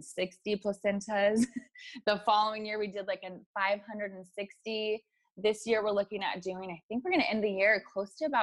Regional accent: California, United States; I born and raised in California

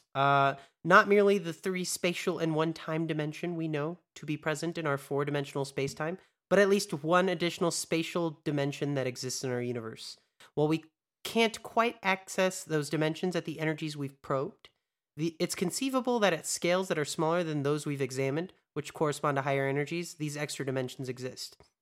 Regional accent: United States; American too

